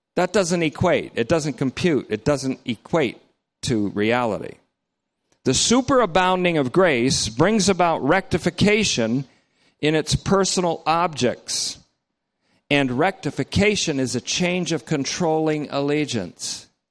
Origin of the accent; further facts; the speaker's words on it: North Bennington, Vermont, United States; my hometown, North Bennington, Vermont